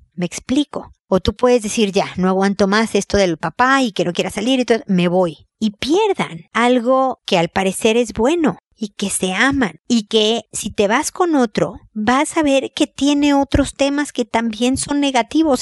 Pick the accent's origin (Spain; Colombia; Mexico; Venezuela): Mexico; moved away as an adult; now in Chile; Soy mexicana, viví en México, me mudé a Chile porque a mi marido lo transfirieron